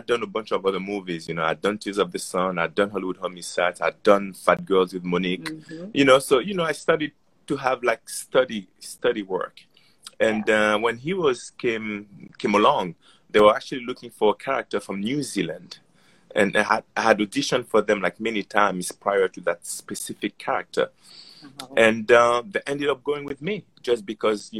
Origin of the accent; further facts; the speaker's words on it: Haiti; also born or lived in France; now in United States; I grew up in Haiti as a Haitian kid living in France.